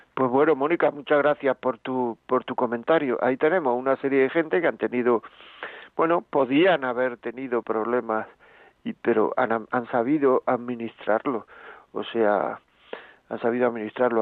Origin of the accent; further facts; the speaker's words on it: Granada, Andalusia, Spain; yo soy de Granada